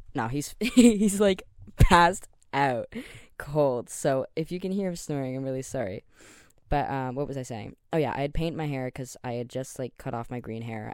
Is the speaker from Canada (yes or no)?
yes; Canada; I'm Canadian